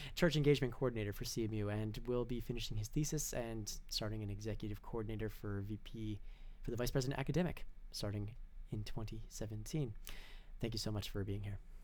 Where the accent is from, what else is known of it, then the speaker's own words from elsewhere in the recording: Canada; we as Canadians